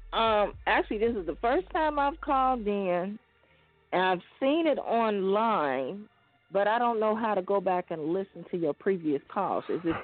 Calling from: Chicago, Illinois, United States; I'm calling from Chicago.

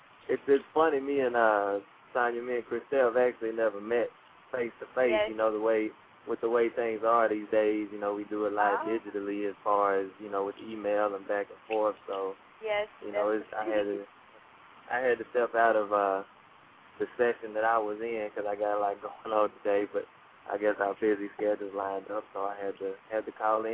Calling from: Jackson, Tennessee, United States; Well, I'm down here in Jackson, Tennessee. It's between Memphis and Nashville

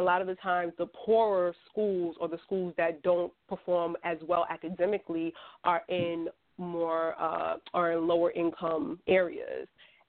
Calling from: New York, United States; I'm calling from New York.

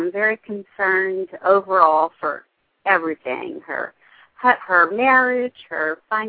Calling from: Dallas, Texas, United States; I'm calling from the Dallas area.

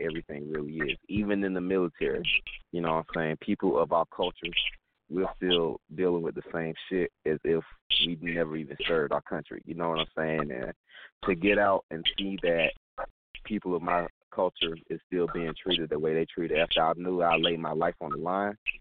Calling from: Atlanta, Georgia, United States; I'm calling from Atlanta, Georgia, down south.

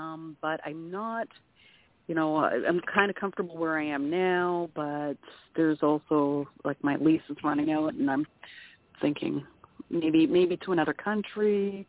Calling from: Canada; from Canada.

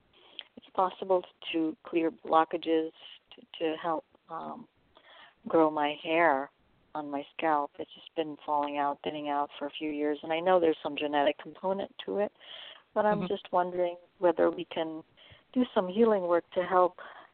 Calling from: California, United States; calling from California.

